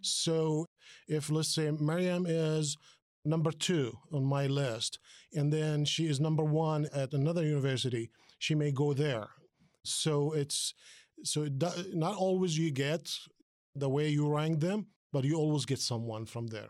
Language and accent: English; Palestine; also born or lived in New Jersey, United States; now in Dayton, United States; I'm originally from Palestine, came to this country more than thirty years ago